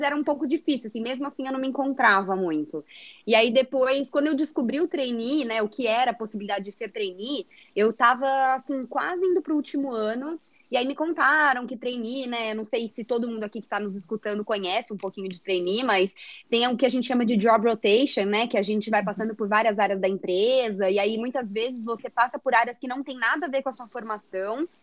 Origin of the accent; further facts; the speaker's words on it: São José dos Campos, São Paulo, Brazil; moved away as an adult; eu nasci aqui em São Paulo também, mas eu morei a minha vida toda no interior, em São José dos Campos